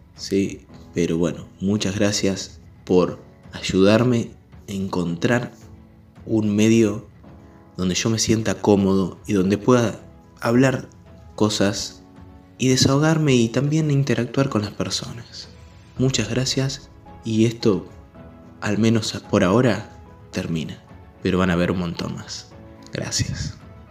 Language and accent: Spanish; Chivilcoy, Buenos Aires Province, Argentina; Yo soy argentino, de la ciudad de Chivilcoy